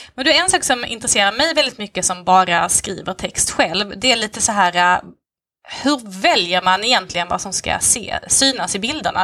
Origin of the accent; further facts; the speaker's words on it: Lund, Skåne, Sweden; Jag kommer från Lund, eller bor egentligen strax utanför på landet